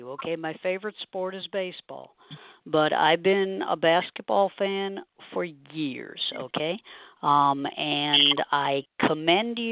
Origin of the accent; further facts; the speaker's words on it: Boston, Massachusetts, United States; moved away as an adult; also born or lived in Cleveland; I'm originally from Boston